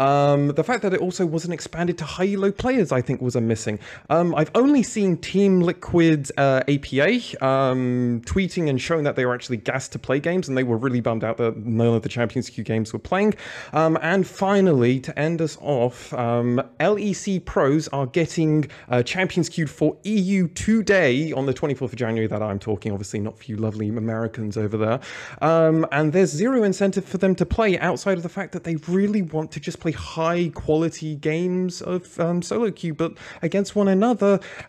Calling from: Berlin, Germany; I'm calling from Berlin, but I'm normally in the UK in London.

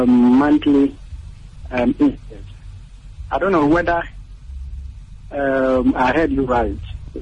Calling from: Berekum, Bono, Ghana; I'm …. I'm calling from Brekum.

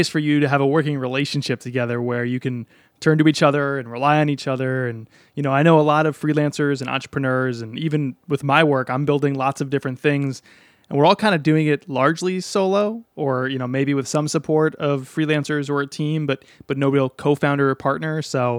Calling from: Cambridge, Massachusetts, United States; I live in Cambridge, Massachusetts, just over the river from Boston.

